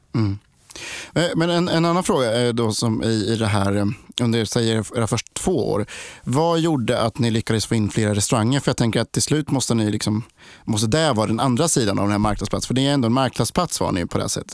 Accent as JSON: {"language": "Swedish", "town": "Linköping", "region": "Östergötland", "country": "Sweden", "said": "Jag, jag är också från Linköping. Eller jag är från Linköping."}